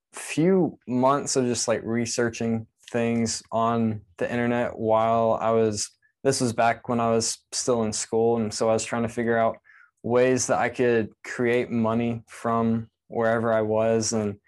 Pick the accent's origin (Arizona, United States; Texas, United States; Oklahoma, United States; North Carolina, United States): Texas, United States; now in Lakeland, United States; So I say I'm from Texas because that's the longest I lived anywhere, which was 7 years. And I currently live in Lakeland, Florida, and that's right between Tampa and Orlando.